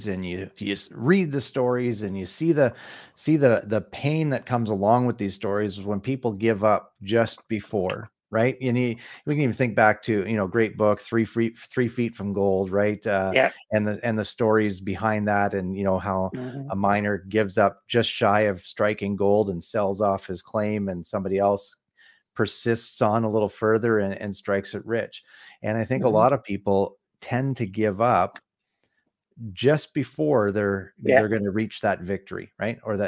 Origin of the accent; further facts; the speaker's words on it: Canada; I'm from Canada